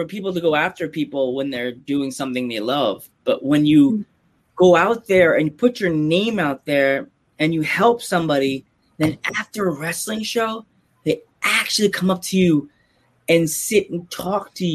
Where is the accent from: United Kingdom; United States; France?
United States; Long Island, New York; now in Pennsylvania, United States; I'm from New York. I live in PA now, but I grew up in New York. I grew up in Long Island